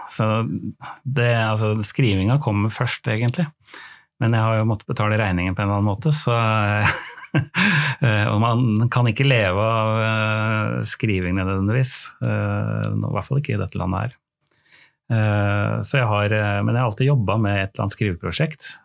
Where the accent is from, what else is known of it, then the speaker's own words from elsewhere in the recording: Oslo, Norway; jeg er fra Oslo